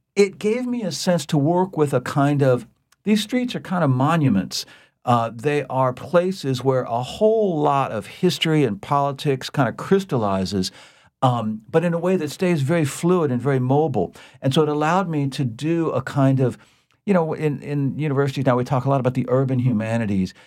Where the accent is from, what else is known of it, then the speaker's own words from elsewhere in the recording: Louisville, Kentucky, United States; moved away as an adult; now in New Orleans, United States; I grew up in Louisville, Kentucky